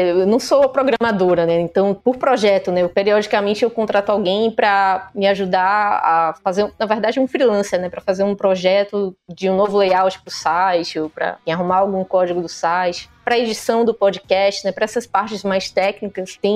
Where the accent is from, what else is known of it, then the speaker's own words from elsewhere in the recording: Northeast Region, Brazil; accent: nordestina; um dos primeiros comentários que saiu nesse vídeo foi criticando a minha voz e o meu sotaque de nordestina.